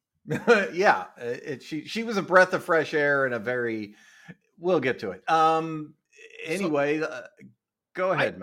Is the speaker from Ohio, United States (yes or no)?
yes; Ohio, United States; my hometown in in uh, Ohio